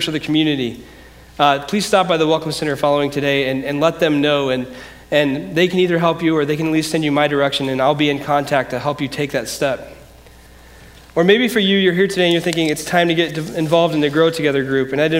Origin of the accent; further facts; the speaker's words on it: Decatur, United States; also born or lived in Grand Rapids, Michigan; I grew up here in Decatur, but in 1998, I moved to Grand Rapids, Michigan